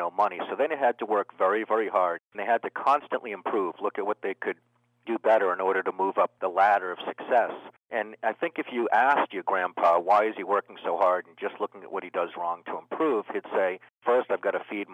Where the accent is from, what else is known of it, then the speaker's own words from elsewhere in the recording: Needham, Massachusetts, United States; I was brought up in Needham, Massachusetts